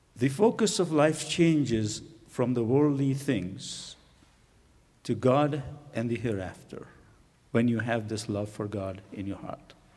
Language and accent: English; Pakistan; moved away as an adult; also born or lived in India / England; now in United States; I was born in India, and my pa parents migrated to Pakistan right after the partition of India into uh, India and Pakistan. So I grew up in Pakistan